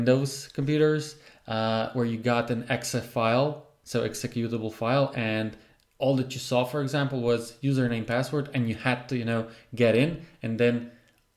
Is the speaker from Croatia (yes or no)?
yes; Croatia; I'm from Croatia in a very, I would say, remote place.